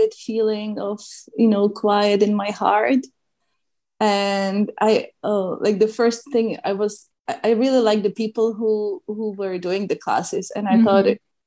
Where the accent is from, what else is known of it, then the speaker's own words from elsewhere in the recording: Czechia; moved away; I grew up in Czech Republic, and Czech Republic doesn't have an ocean or sea.